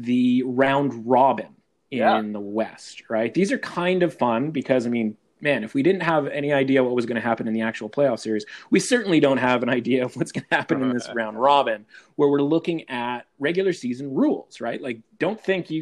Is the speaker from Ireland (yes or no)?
no; British Columbia, Canada; as a British Columbia born and raised